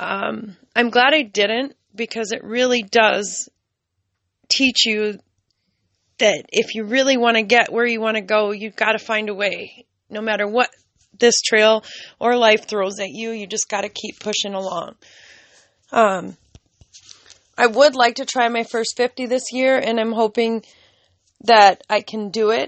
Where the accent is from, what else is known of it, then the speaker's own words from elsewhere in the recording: California, United States; now in Minnesota, United States; I am from California